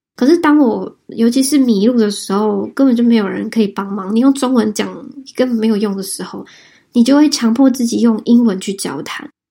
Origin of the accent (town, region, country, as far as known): Taiwan; moved away